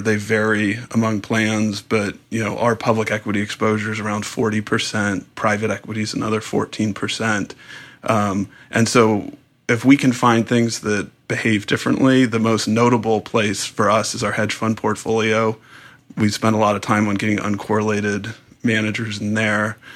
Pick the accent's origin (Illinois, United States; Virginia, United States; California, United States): California, United States; San Diego; I grew up in San Diego.